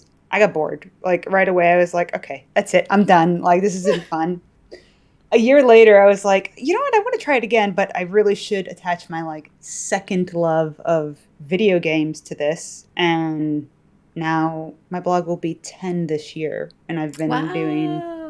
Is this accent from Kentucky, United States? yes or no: no; Chicago, Illinois, United States; Yes, I am.